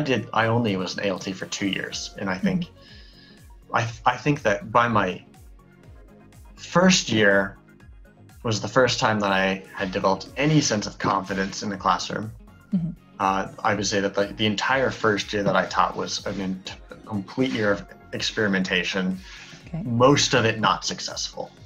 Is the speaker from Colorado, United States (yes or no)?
yes; Colorado, United States; moved away as an adult; now in Hokkaido, Japan; growing up in Colorado, where there's a very large population of native mm. Spanish speakers